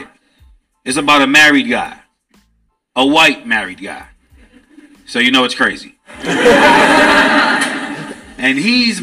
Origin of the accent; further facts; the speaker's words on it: New York City, New York, United States; now in Los Angeles, United States; I'm a New Yorker